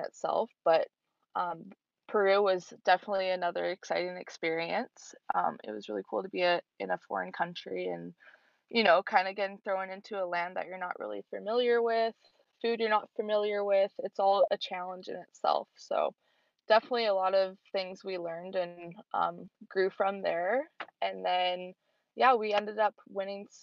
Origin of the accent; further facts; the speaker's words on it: White Rock, British Columbia, Canada; I'm from White Rock, British Columbia. I grew up here. I have lived in the same house my entire life